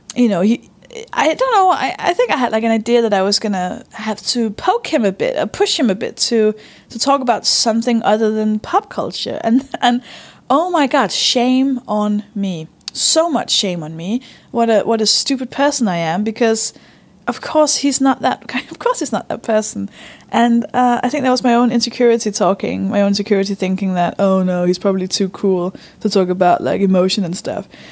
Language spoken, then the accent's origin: English; Denmark; English is a second language; moved away; I'm from Denmark, by the way. I don't speak English